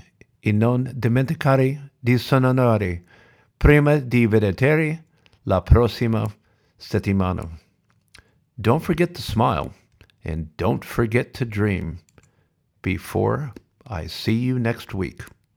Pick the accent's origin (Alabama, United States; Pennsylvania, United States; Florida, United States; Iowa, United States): Iowa, United States; Sioux City; Always been blessed with that. And especially growing up in Sioux City.